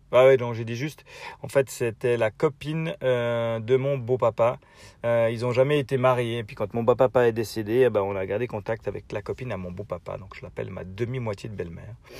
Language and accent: French; Switzerland; accent: Swiss; mon accent suisse